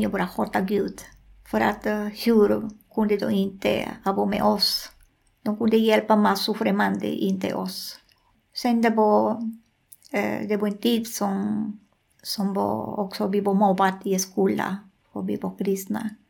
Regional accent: Amazonas, Peru; Swedish is a second language; moved away as an adult; also born or lived in Lima, Peru; jag föddes där, jag är därifrån, mina föräldrar var därifrån

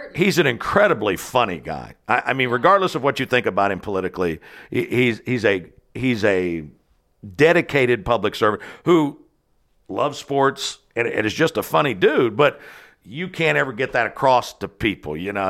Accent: southwestern Ohio, United States; moved away as an adult; also born or lived in Washington, D.C.; now in Kentucky, United States; when I was growing up in my hometown in southwestern Ohio

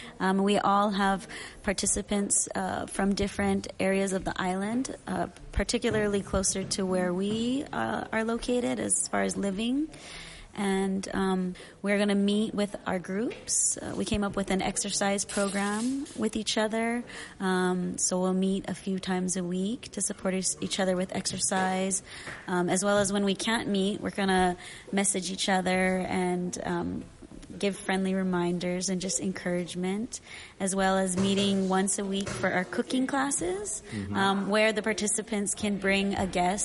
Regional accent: Maui, Hawaii, United States; also born or lived in Texas / Molokai; I was born in Texas, but I was fortunate enough to be raised on Maui, and then later on moved here to Molokai when I met my husband

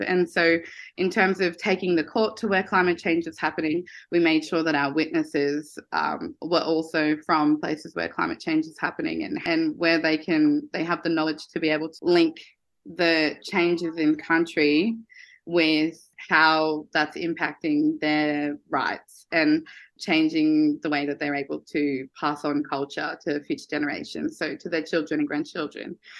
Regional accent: Queensland, Australia; Growing up in Queensland, where it's a very sort of resource extractive state

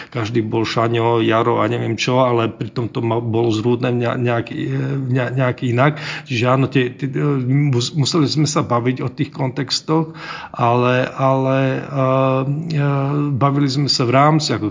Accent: Slovakia; A samozrejme ešte navyše tým, že som vyrastal v Československu, tak tie niektoré veci už naozaj neodbúram zo, zo svojho DNA kultúrneho

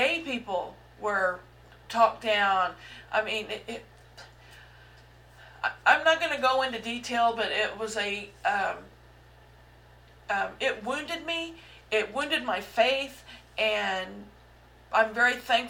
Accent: Southeast Missouri, United States; I was raised in the Midwest, in Southeast Missouri

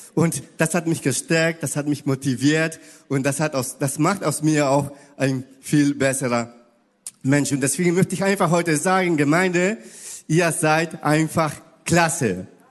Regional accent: Ecuador; German is a second language; now in Hamburg, Germany; ich komme aus Ecuador, ich spreche Spanisch und ein bisschen Portugiesisch

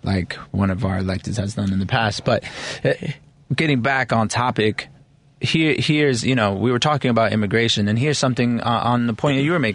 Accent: Chicago, Illinois, United States; I was raised in Pilsen. My parents are both immigrants

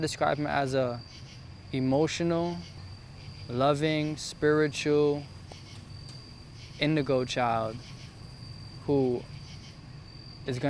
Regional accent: New York City, New York, United States; 29 years old, and I'm from Brooklyn, New York.

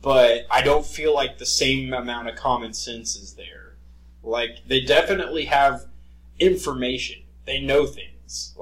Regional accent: United States; I am very American and very proud of America.

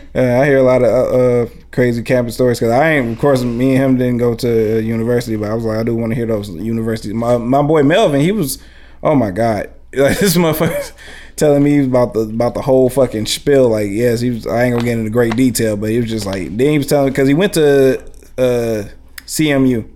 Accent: Highland Park, United States; also born or lived in West Side; I come from Highland Park too. I'm from the West Side, but I've grown up in Highland Park as well

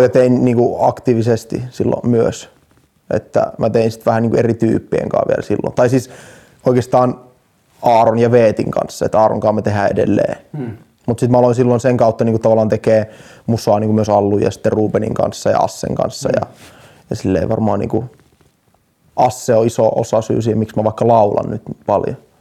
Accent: Jyväskylä, Central Finland, Finland; now in Helsinki, Finland; mä oon Jyväskylästä

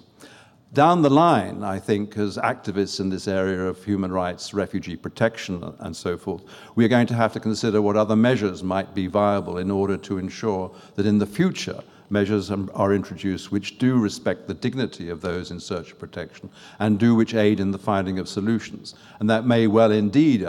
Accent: France; accent: French; also born or lived in Canada; now in Australia; from my French accent, you can probably gather that I do include European experience in my background

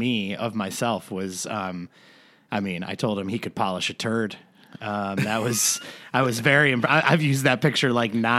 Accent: Ireland; I'm Irish. It's okay.

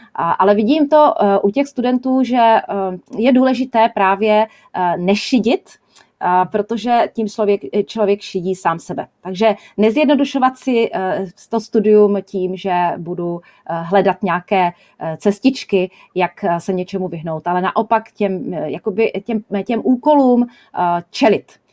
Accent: Czechia; moved away as an adult; u nás

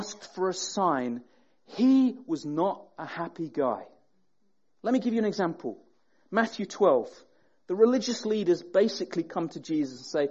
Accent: Sheffield, Yorkshire and the Humber, United Kingdom; now in Peterborough, United Kingdom; I grew up in Sheffield

